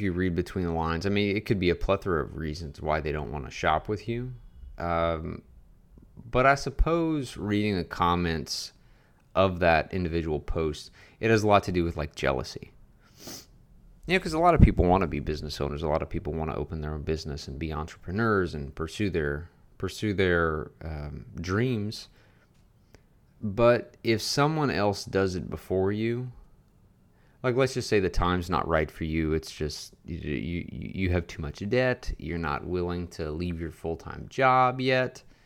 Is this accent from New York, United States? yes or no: no; Louisiana, United States; moved away as an adult; now in Garland, Texas, United States; I moved six hours away from my hometown in Louisiana to open my own business